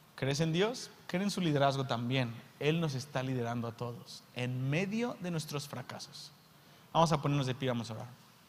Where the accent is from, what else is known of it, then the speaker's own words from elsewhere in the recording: Mexico; Soy mexicano